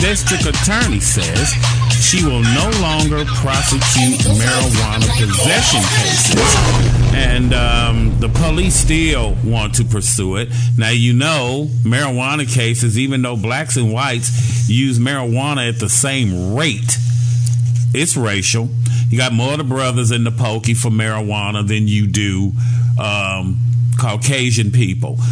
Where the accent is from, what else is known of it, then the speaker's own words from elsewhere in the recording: Gary, Indiana, United States; I'm from Gary, Indiana, 25 minutes from downtown Chicago